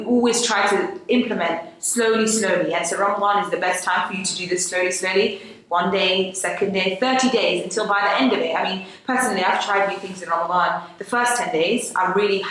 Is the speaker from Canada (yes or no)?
no; Marrakesh, Marrakesh-Safi, Morocco; I'm Moroccan, so fasting in Morocco, in Marrakesh, I'm from Marrakesh